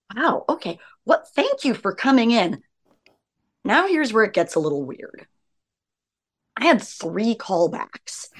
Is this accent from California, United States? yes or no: yes; Los Angeles, California, United States; I was raised by hippies in Laurel Canyon.